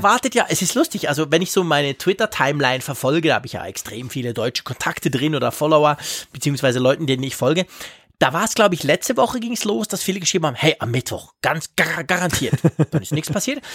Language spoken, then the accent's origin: German; Switzerland; bei uns in der Schweiz